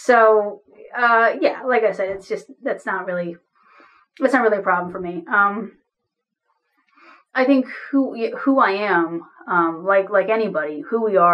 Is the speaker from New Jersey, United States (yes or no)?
yes; New Jersey, United States; now in St. Paul, United States; I live in St. Paul, Minnesota. I'm originally from New Jersey.